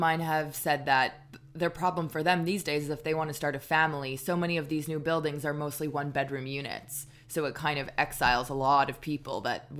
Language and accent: English; Dollard-des-Ormeaux, Quebec, Canada; Like I had the park that I grew up in Dollard